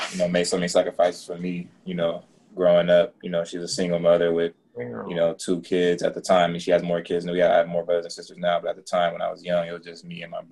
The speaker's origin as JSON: {"language": "English", "town": "Inglewood", "region": "California", "country": "United States", "tie": "born or raised there", "said": "I love Inglewood. That's where I'm from"}